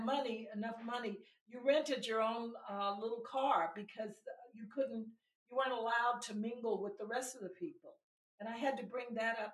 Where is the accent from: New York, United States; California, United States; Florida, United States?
California, United States; Los Angeles; when I grew up in Los Angeles